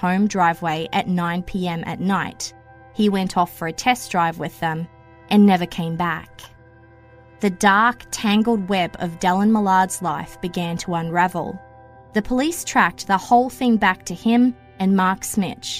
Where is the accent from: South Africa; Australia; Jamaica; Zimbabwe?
Australia; moved away as an adult; also born or lived in Greater Toronto Area, Canada; now in Toronto, Canada; Yep, in Australia, we pronounce it Nissan. Having lived in the Greater Toronto area since 2009